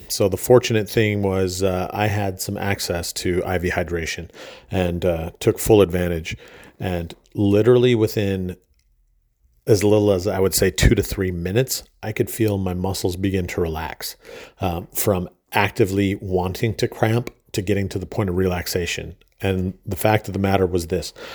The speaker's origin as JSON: {"language": "English", "region": "Minnesota", "country": "United States", "tie": "born or raised there", "moved": "as an adult", "said": "my home state of Minnesota"}